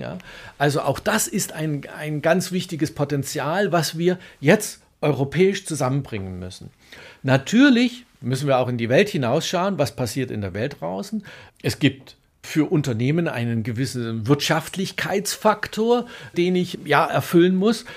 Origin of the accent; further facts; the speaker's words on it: Germany; wir als Deutsche